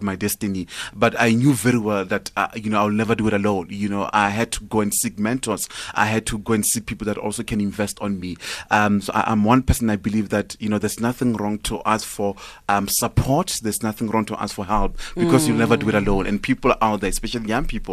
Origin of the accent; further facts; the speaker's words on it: Johannesburg, Gauteng, South Africa; also born or lived in Limpopo / Pretoria; I was born and bred here in Joburg.